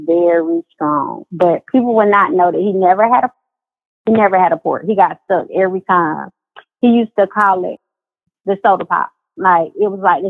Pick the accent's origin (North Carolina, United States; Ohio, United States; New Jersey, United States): North Carolina, United States; I'm from North Carolina